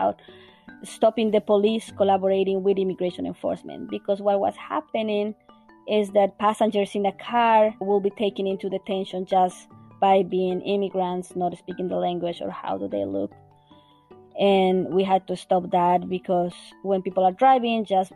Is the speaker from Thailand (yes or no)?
no; Bolivia; now in Vermont, United States; I'm originally from Bolivia